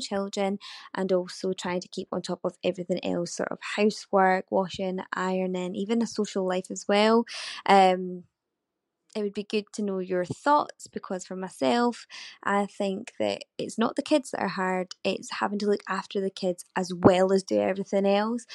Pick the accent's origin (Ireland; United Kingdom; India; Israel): United Kingdom; Scotland; I'm from Scotland.